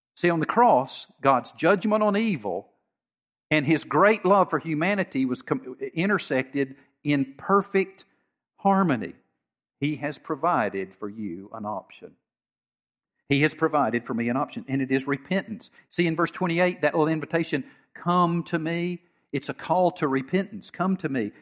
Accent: United States; I grew up in Harrison County

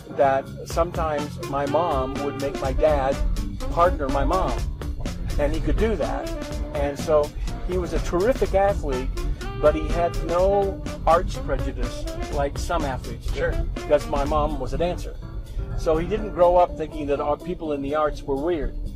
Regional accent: Hemet, California, United States; now in Farmington, United States; I was born and raised in Southern California. I was born in a small agricultural town called Hemet. So I was raised in a baseball family, and I played baseball and in this little agricultural town.

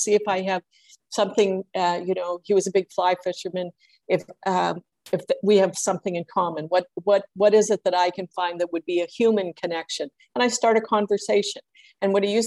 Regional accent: Nova Scotia, Canada; I was born in Nova Scotia and have lived here the bulk of my life, other than a couple of times away, I believe I'm a Maritimer

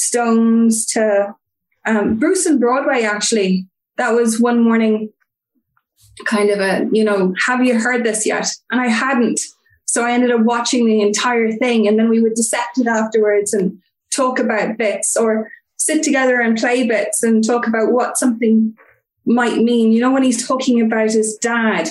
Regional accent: Cork, Munster, Ireland; now in Dublin, Ireland; I grew up in Cork originally, which is in the south of Ireland, but I'm currently living in Dublin.

